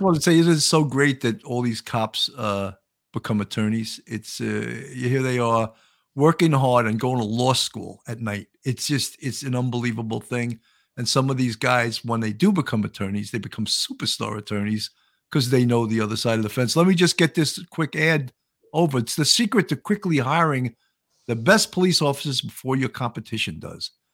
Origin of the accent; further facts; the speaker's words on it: Long Island, New York, United States; accent: Long Island; also born or lived in Buffalo; I grew up on Long Island